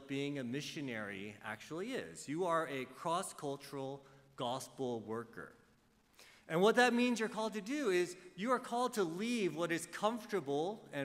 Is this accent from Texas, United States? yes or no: yes; Dallas, Texas, United States; moved away as an adult; also born or lived in Los Angeles; now in Southern California, United States; I did grow up in Dallas, Texas